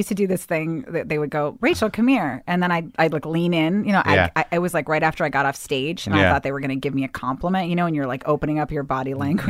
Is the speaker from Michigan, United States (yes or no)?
no; Bethesda, Maryland, United States; I grew up in Bethesda, Maryland.